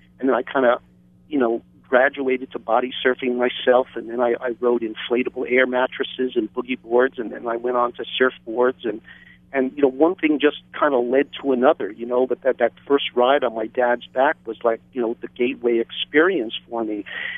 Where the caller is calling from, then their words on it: Hawaii, United States; I'm calling from the Big Island